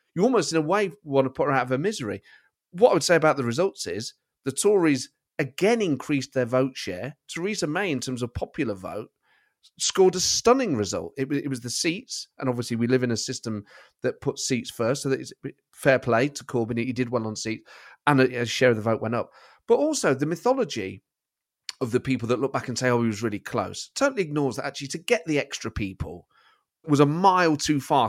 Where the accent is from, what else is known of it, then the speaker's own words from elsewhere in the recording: Nottingham, East Midlands, United Kingdom; I support Nottingham Forest because I'm from Nottingham and my family supported them